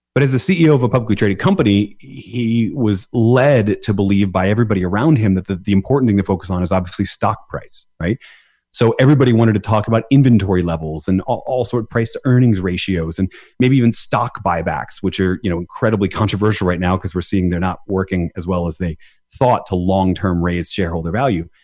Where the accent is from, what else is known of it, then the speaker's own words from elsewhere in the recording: Philadelphia, Pennsylvania, United States; I'm from Philadelphia. I was born in Philadelphia, which is the underdog city